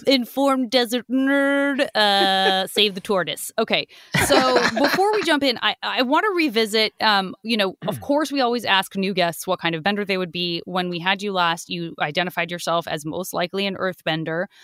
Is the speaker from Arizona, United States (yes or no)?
yes; Arizona, United States; I'm from Arizona.